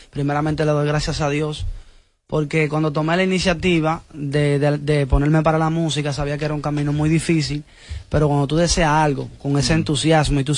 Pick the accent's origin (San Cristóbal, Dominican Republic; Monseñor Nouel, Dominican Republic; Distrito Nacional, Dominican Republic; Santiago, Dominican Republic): Monseñor Nouel, Dominican Republic; Bonao; Vengo de Bonao.